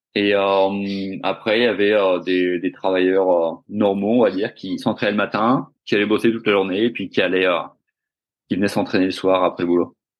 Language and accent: French; Finistère, Brittany, France; moved away as an adult; also born or lived in South Africa; now in Australia; je suis breton euh, du Finistère